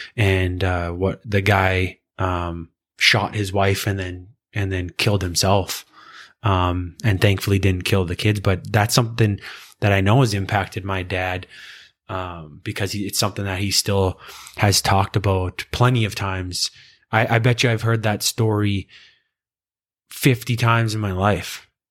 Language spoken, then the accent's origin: English; Canada; as a Canadian